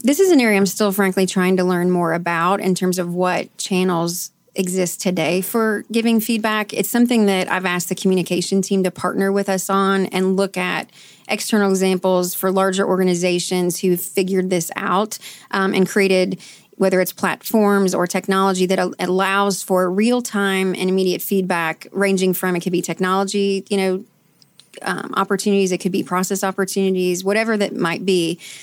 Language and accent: English; Canton, Ohio, United States; moved away as an adult; now in Louisville, United States; I'm from Canton, Ohio, actually. I moved to Louisville to go to Bellarmine University